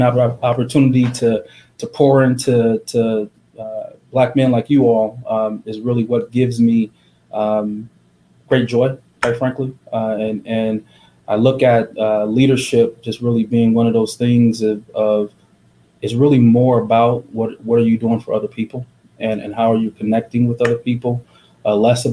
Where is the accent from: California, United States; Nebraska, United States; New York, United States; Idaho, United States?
Nebraska, United States; Omaha; I'm a kid from North Omaha, born and raised in this community.